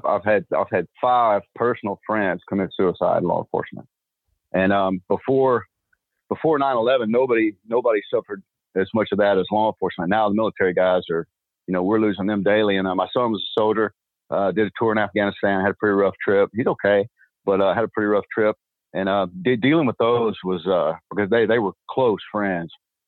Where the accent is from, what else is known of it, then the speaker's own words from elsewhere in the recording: Texas, United States; And just because I'm from Texas, just because we talk this way doesn't mean we're stupid.